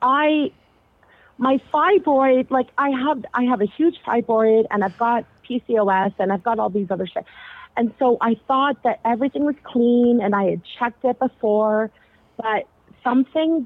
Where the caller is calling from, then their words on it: Ontario, Canada; I am calling from Ontario, Canada.